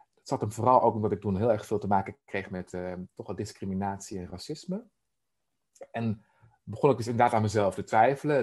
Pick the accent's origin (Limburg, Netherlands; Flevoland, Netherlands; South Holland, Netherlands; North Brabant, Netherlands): Flevoland, Netherlands; Emmeloord; Ik ben opgegroeid in Emmeloord, de Noordoostpolder